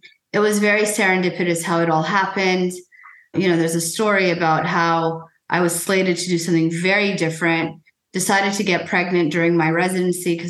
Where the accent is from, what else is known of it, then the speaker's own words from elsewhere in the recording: United States; first language Persian; English is a second language; I was born in the United States, but my parents, you know, while very much rooted in American values, were also very much rooted in Persian values and culture. And so I learned to speak Farsi before I learned to speak English